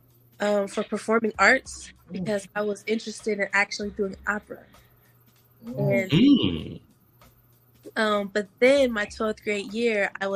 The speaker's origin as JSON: {"language": "English", "town": "Akron", "region": "Ohio", "country": "United States", "said": "I'm from Akron, Ohio"}